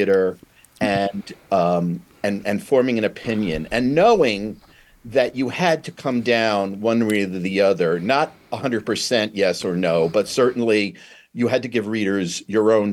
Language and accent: English; New York City, New York, United States; I'm a New York kid. I was born in Brooklyn